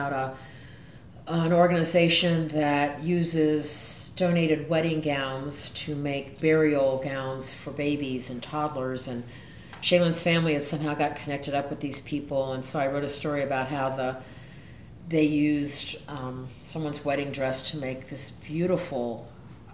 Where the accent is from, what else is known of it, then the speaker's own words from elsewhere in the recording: the South, United States; I'm from the South